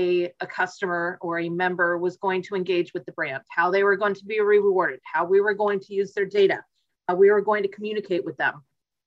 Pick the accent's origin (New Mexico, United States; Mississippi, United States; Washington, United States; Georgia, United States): Georgia, United States; Atlanta; And as I was growing up in Atlanta, clearly it was Delta.